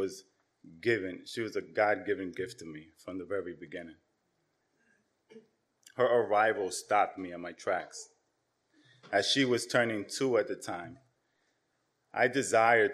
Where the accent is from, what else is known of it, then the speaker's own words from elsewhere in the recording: New York City, New York, United States; also born or lived in Yonkers, New York; I was born here in New York City. My parents came from Dominican Republic as first generation immigrants. Around my 10th birthday, my parents decided to move to Yonkers